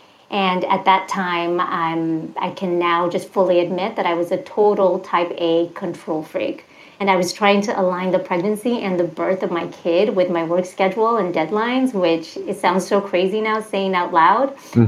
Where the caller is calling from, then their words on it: outside San Francisco, California Bay Area, United States; I'm calling from the California Bay Area in Northern California, specifically right outside of San Francisco.